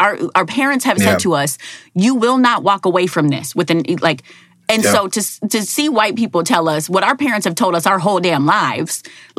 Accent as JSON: {"language": "English", "town": "Minneapolis", "region": "Minnesota", "country": "United States", "tie": "born or raised there", "said": "born and raised in Minneapolis, Minnesota, Miss Minnesota 2007."}